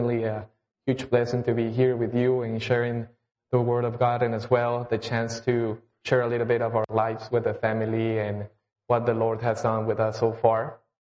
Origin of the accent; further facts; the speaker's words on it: Colombia; English is a second language; moved away as an adult; We were all born and raised in Colombia